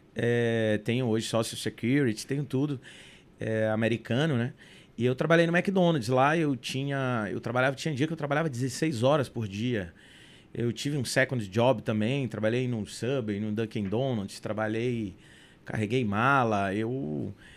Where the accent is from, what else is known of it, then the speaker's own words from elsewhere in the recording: São Luís, Maranhão, Brazil; also born or lived in United States; Eu, eu saí de São Luís